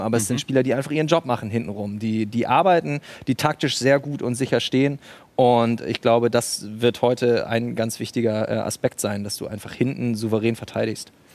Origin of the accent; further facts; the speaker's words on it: Bremen, Germany; moved away as an adult; now in Leipzig, Germany; Ich komme aus Bremen, aber seit 2013 bin ich jetzt in Leipzig